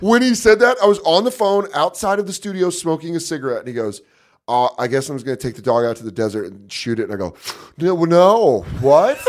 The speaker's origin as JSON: {"language": "English", "town": "Aurora", "region": "Colorado", "country": "United States", "tie": "born or raised there", "also_born_or_lived": "Tucson, Arizona / New York", "moved": "as an adult", "said": "I grew up in Aurora, Colorado"}